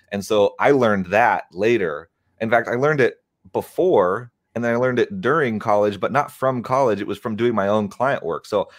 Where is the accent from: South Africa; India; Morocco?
South Africa; moved away; also born or lived in Dubuque, Iowa; And so like I'm like growing up in South Africa, having this like amazing experience there. And then we found out we're moving to Dubuque, Iowa